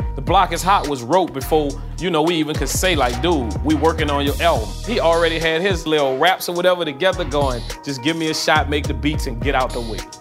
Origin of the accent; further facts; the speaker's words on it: New Orleans, Louisiana, United States; We grew up in New Orleans